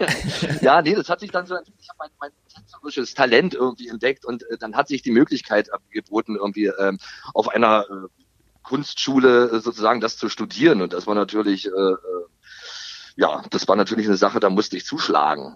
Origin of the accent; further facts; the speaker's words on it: East Germany, Germany; als Ossi